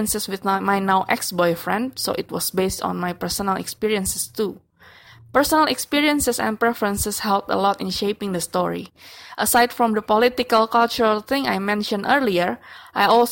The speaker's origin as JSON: {"language": "English", "region": "Jakarta", "country": "Indonesia", "said": "from Jakarta, Indonesia"}